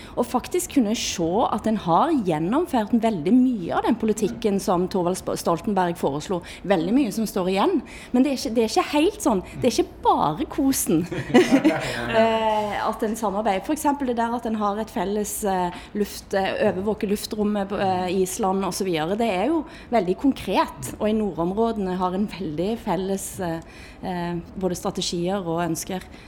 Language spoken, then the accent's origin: Norwegian; Erfjord, Rogaland, Norway; Jeg kjenner meg mer som norsk, og jeg kjenner meg mer som vestlending. Til og med som Erfjordbu.